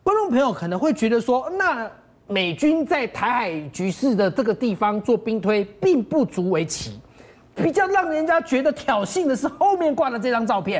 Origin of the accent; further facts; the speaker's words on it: Taiwan; 我们台湾的东边